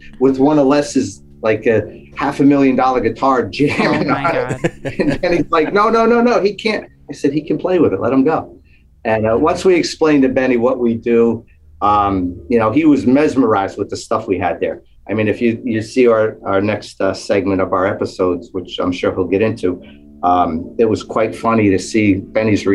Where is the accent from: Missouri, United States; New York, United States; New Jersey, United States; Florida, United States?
New Jersey, United States; Mahwah; I grew up in Mahwah. I was born and raised here 60 years